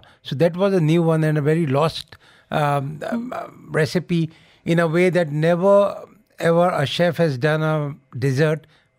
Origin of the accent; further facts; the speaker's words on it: Delhi, India; I am born and brought up in Old Delhi in India, but my parental roots belong to a princely estate in Uttar Pradesh called Rampur.